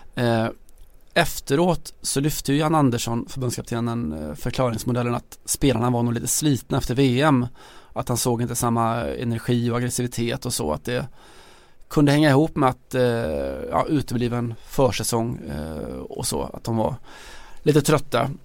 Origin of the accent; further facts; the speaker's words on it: Sweden; som svensk